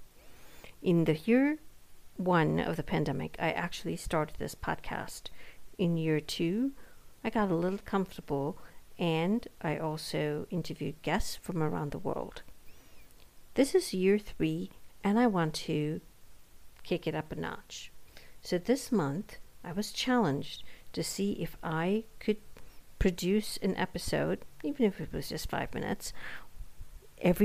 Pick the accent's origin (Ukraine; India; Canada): India; moved away as an adult; now in United States; born and brought up in India for most of her life and then moved to the West